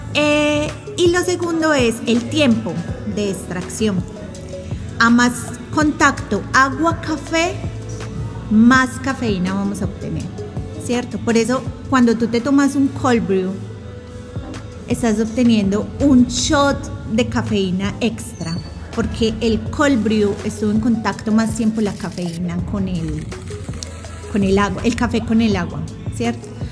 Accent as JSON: {"language": "Spanish", "country": "Colombia", "tie": "born or raised there", "moved": "yes", "said": "soy colombiana y crecí consumiendo, como decimos en Colombia, el tinto, tintico en la casa"}